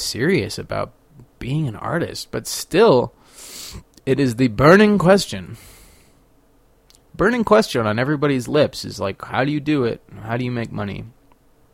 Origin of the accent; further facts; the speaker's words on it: Sacramento, California, United States; now in Paonia, United States; I guess I'm from Sacramento.